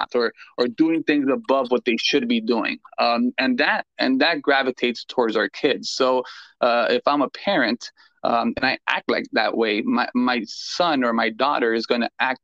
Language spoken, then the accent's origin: English; Miami, Florida, United States; I am born and raised in Miami